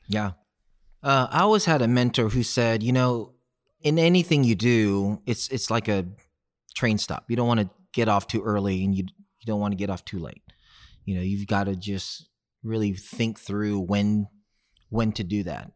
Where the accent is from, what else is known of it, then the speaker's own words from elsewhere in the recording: Houston, Texas, United States; growing up in South West Houston